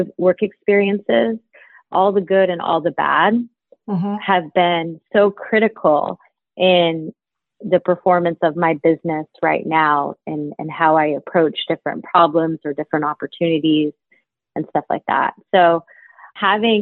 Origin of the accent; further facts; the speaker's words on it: Dayton, Ohio, United States; moved away as an adult; also born or lived in New York; I was born in Dayton, Ohio, and spent majority of my early years and into early adulthood in the Midwest in Ohio